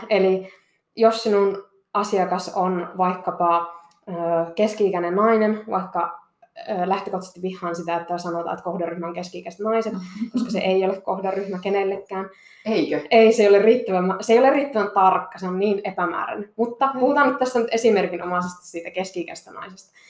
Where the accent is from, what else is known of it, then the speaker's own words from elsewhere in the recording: Kittilä, Lapland, Finland; also born or lived in Seinäjoki; mä olen täältä Kittilästä kotoisin